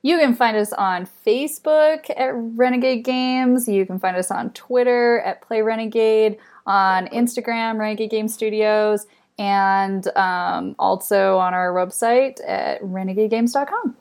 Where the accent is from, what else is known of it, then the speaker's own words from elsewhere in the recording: Idaho, United States; I grew up in Idaho